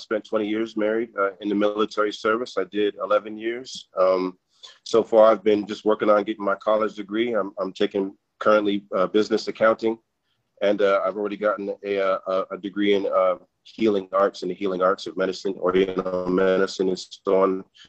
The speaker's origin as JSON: {"language": "English", "town": "Anchorage", "region": "Alaska", "country": "United States", "said": "I'm from Anchorage, Alaska."}